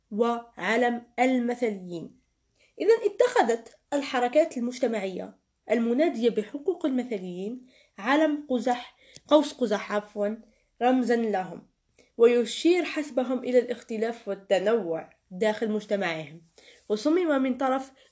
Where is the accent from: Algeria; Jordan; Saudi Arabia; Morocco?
Algeria; accent: Algerian; وهنا يجب أن أتكلم باللهجة الجزائرية لأنه توجد ملاحظة يجب أن أقولها